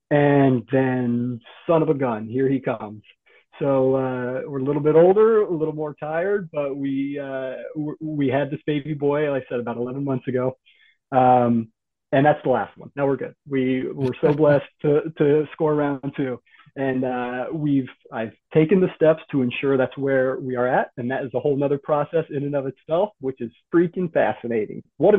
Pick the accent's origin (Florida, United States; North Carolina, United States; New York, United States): North Carolina, United States; also born or lived in United Kingdom; I was born in the United Kingdom in the early 80s, but we lived a lot in the U.S. Southeast, with a little bit of moving around. So mostly North Carolina is my homestead